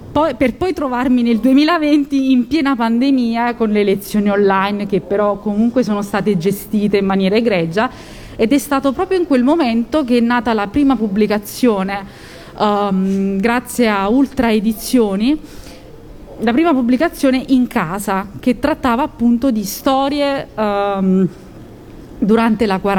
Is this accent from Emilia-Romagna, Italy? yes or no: no; Naples, Campania, Italy; moved away as an adult; now in Lazio, Italy; Io in realtà sono napoletana, però mi sono spostata dalla mia regione, ho emigrato verso il Lazio